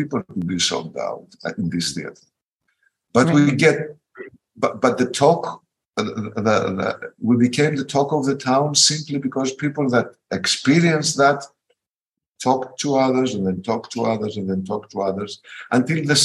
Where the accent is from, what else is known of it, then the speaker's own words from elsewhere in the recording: Athens, Attica, Greece; In my generation, in my country, growing up in Athens, in the underground scene